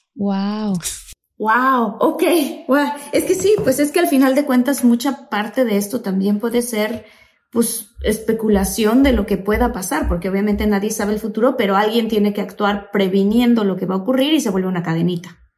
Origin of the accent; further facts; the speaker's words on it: Tabasco, Mexico; soy tabasqueña